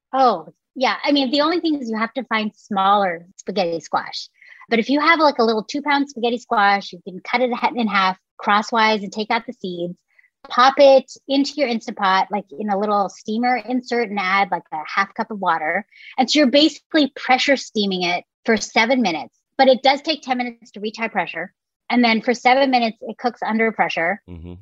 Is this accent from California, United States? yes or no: yes; San Francisco Bay Area, California, United States; growing up in the San Francisco Bay Area